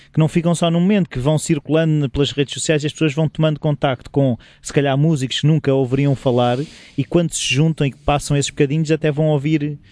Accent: Lisbon, Portugal; eu tinha o trauma de ter toda a família alentejana e eu ter nascido em Lisboa

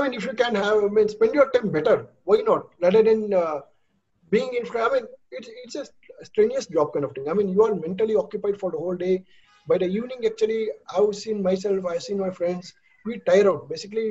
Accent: India; as an Indian, speaking as Indian

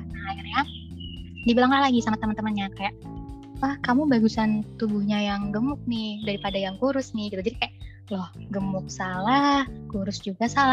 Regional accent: Java, Indonesia; aku dari Jawa

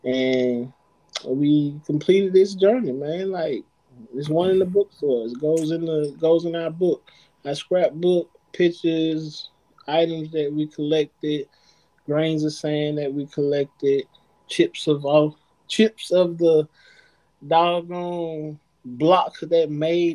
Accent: Atlanta, Georgia, United States; I come from Southwest Atlanta. You're not supposed to make it out of Southwest Atlanta

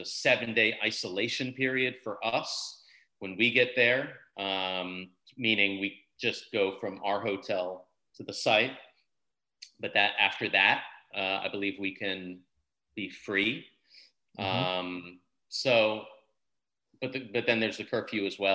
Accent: United States; as an American

